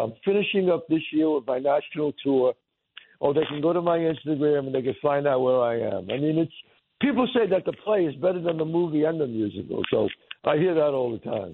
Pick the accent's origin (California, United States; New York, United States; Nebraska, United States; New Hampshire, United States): New York, United States; New York City; I grew up in the Bronx